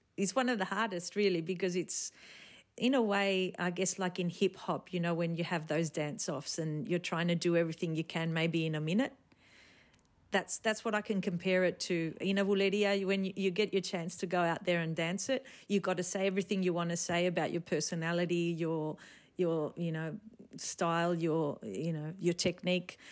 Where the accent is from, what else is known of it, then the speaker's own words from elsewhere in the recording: Sydney, New South Wales, Australia; moved away as an adult; also born or lived in Spain; I was born in Sydney, um, raised by my parents who are from the south of Spain, from Granada